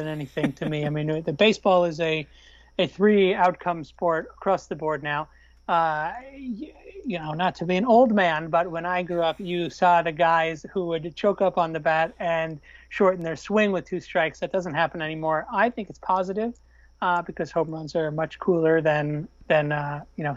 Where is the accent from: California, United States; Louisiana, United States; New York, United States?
New York, United States; Long Island; the Long Island Ducks near my hometown